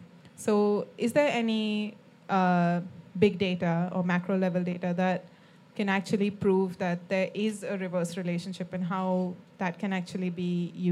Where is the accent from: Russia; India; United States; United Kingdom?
India; I'm from India